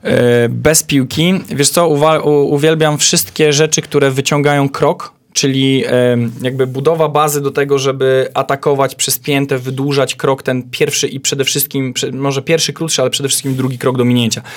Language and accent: Polish; Poland; Ja mówię, że z Polski